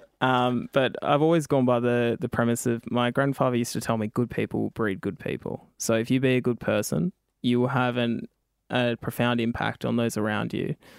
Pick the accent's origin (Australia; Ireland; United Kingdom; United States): Australia; Tumby Bay, South Australia; also born or lived in Kamilaroi country, New South Wales; I got sent to live with my grandfather in South Australia, which is in, um, in Port Lincoln in Tumby Bay.